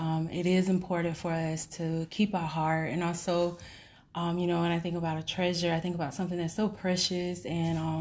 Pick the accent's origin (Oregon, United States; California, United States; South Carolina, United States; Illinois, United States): South Carolina, United States; my hometown is Rich Spring, South Carolina, which is probably like an hour or so away from Columbia. And I was raised up in the country.